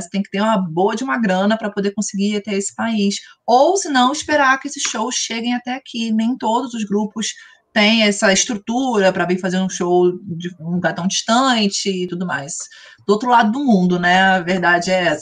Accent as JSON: {"language": "Portuguese", "country": "Brazil", "said": "como brasileiros"}